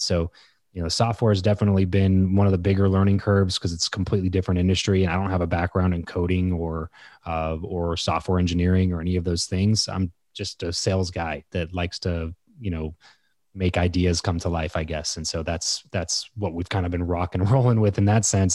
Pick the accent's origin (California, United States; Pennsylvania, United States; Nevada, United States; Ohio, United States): California, United States; Southern; moved away as an adult; also born or lived in Fresno; So I grew up in Southern California, moved up to Fresno